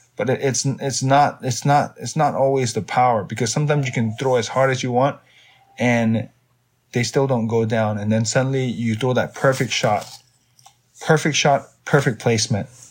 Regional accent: Myanmar; now in United States; I grew up in Myanmar.

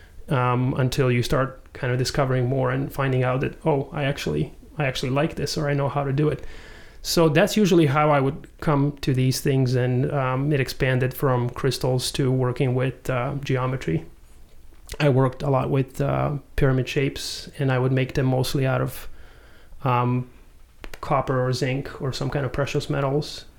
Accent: Serbia; moved away; also born or lived in Croatia; I was born in Croatia, grew up in Serbia

